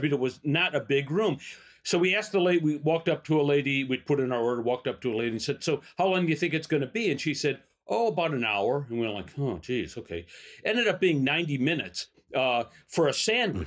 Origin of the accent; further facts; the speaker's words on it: Chicago, Illinois, United States; also born or lived in Elmhurst, Illinois; I was born in Chicago, lived in Chicago until about fifth grade. Then we moved to Elmhurst. Then I lived back in Chicago.